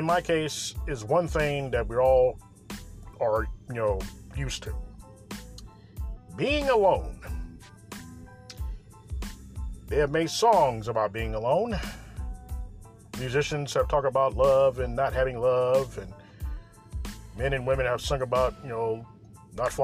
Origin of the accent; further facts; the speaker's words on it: Kansas City, Missouri, United States; Coming live and direct from Kansas City, Missouri, my hometown.